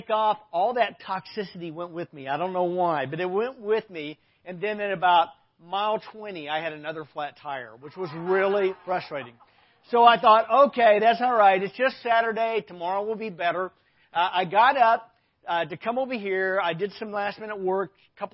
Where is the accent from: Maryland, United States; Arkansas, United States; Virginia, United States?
Arkansas, United States; I grew up in Arkansas.